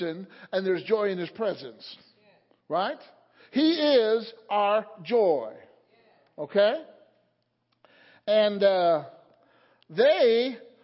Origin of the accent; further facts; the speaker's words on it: Illinois, United States; now in Palmyra, United States; The church that I grew up in Illinois